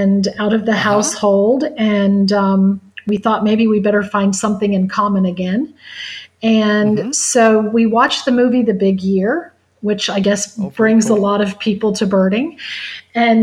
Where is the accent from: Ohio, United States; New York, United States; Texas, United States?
Ohio, United States; as a little girl, I was raised in Ohio